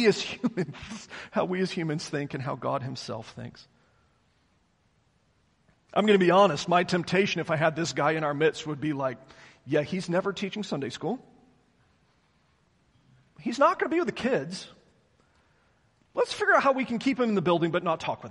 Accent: the South, United States; I was raised in the South.

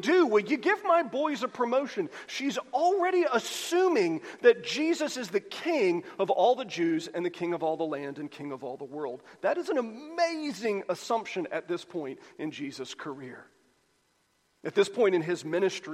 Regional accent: United States; we're American Christians

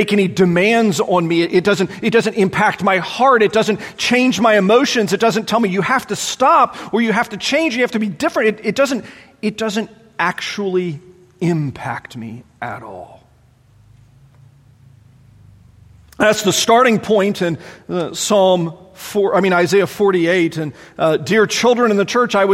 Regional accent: Charlotte, North Carolina, United States; growing up in the Charlotte area, man, everybody was a Christian

